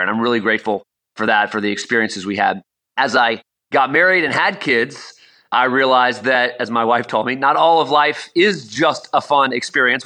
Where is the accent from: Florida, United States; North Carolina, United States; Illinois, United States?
Florida, United States; South; Growing up in South Florida, we go to Miami Hurricane baseball games